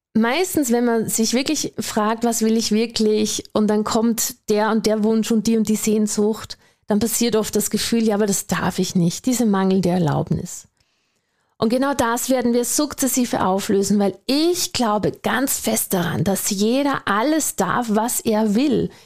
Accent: Austria; accent: Austrian; Vielleicht hast du schon gehört an meinem Dialekt oder meinem Akzent besser gesagt, ich bin Österreicherin

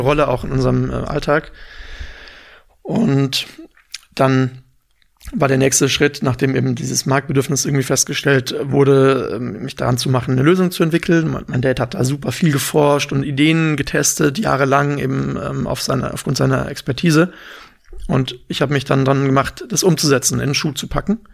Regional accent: Freiburg im Breisgau, Baden-Württemberg, Germany; moved away as an adult; also born or lived in St. Gallen, Switzerland; now in Berlin, Germany; komme ursprünglich aus Freiburg im Schwarzwald

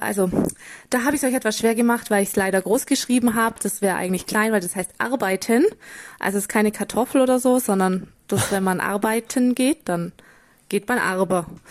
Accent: near Füssen, Bavaria, Germany; accent: Bavarian (mix of Allgäu, Austrian and Upper Bavarian); Also gebürtig komme ich aus der Nähe, ziemlich nah an der Grenze zu Österreich, also in der Nähe von Füssen, falls das jemand kennen sollte. Ähm, und da eben kommt auch der Dialekt her.

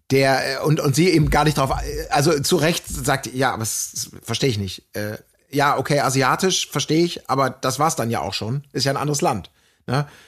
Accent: Germany; ich komme ja aus Deutschland.

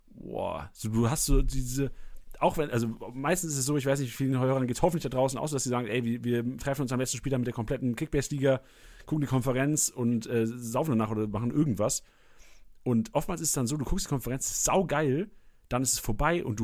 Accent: Bielefeld, North Rhine-Westphalia, Germany; aber als Bielefelder, so, ja, als okay. Bielefelder.

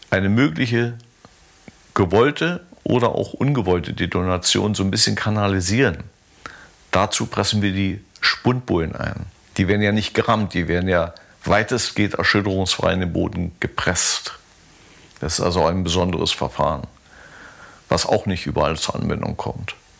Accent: Pritzwalk, Brandenburg, Germany; bin ich da nach Pritzwald gefahren. War auch mal ganz angenehm, weil das meine Geburtsstadt ist

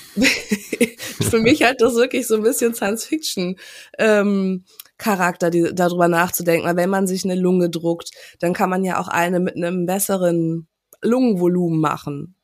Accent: Germany; now in Hamburg, Germany; für uns als Deutsche

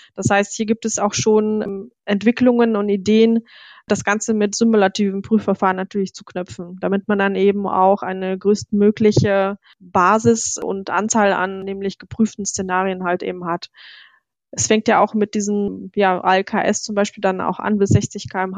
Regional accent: Germany; wir sind als Deutsche

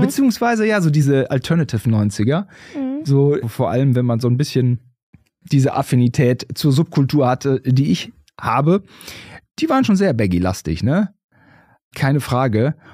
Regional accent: Germany; als äh, Deutsche

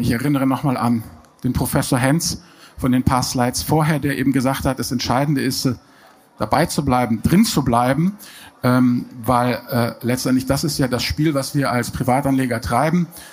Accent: Germany; bei uns in Deutschland

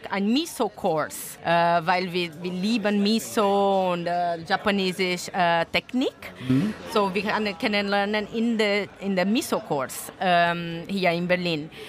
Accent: Brazil; German is a second language; moved away; also born or lived in Italy; So, ich komme aus Brasilien, aber meine Mutter und Vater sind Italienerin.

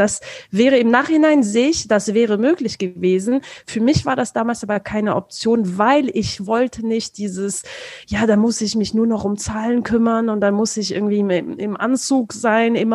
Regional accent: France; ich komme ursprünglich aus Frankreich.

